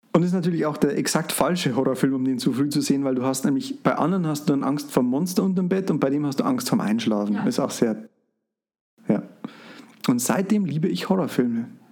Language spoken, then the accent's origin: German; Frauenau, Bavaria, Germany; bei uns in Frauenau